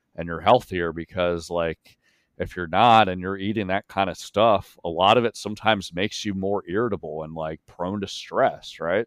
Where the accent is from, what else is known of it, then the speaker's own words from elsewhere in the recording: York, Pennsylvania, United States; moved away; I grew up in York, Pennsylvania